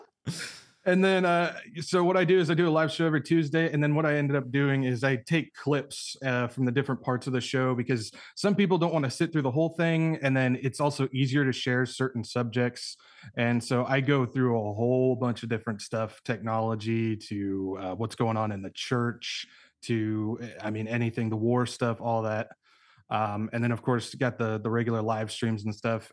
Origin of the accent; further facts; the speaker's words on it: California, United States; moved away as an adult; also born or lived in Arkansas; I grew up in California